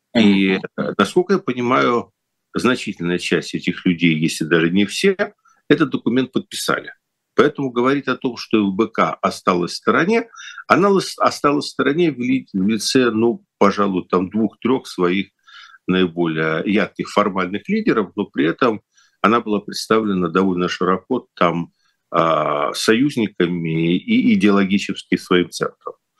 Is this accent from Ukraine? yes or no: yes; Kyiv, Ukraine; moved away; в Киев что для меня ну родной